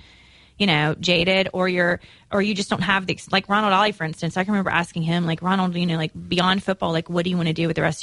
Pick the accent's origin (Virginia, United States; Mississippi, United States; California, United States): Mississippi, United States; Clinton; also born or lived in Tennessee; now in Nashville, United States; They're from my hometown